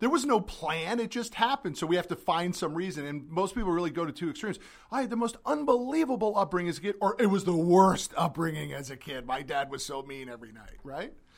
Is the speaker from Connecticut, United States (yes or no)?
yes; Connecticut, United States; I'm from Connecticut